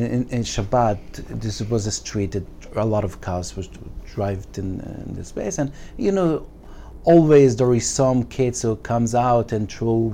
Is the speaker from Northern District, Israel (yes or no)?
no; Jerusalem, Jerusalem District, Israel; first language Yiddish; English is a second language; I grew up in Mea Shearim, and I use to mention the fact that I didn't speak a word of Hebrew until the age of 20.